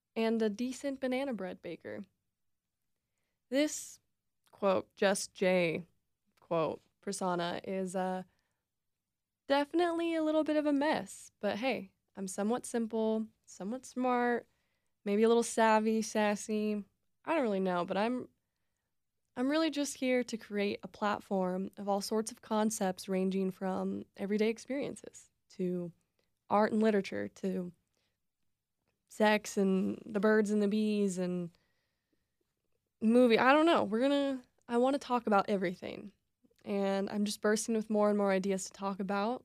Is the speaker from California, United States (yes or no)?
no; Reno, Nevada, United States; I'm born and raised in Reno, Nevada